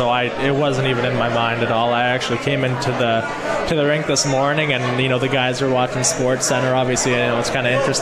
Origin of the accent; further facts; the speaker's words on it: Whitby, Ontario, Canada; moved away as an adult; also born or lived in Regina, Saskatchewan, Canada; now in Utica, United States; I was born there, but I grew up just outside of Toronto